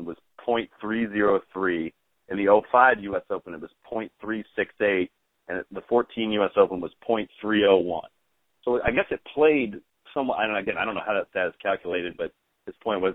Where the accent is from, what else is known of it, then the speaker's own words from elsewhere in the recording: Marshall, Texas, United States; my hometown golf course in Marshall in East Texas